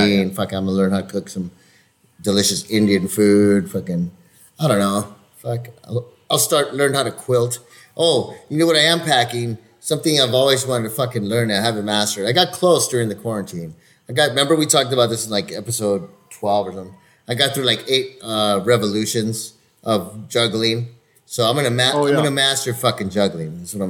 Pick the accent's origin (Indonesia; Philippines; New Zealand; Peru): Peru; I'm from Peru!